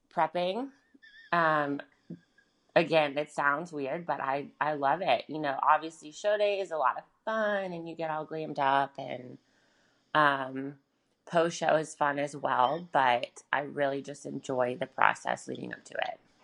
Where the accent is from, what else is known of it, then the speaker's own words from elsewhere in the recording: Charlotte, North Carolina, United States; I'm from Charlotte, North Carolina. I was born and raised here.